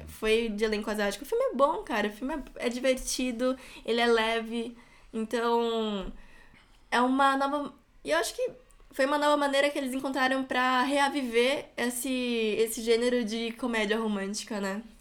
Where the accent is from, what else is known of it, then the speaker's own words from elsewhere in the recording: Brazil; somos brasileiros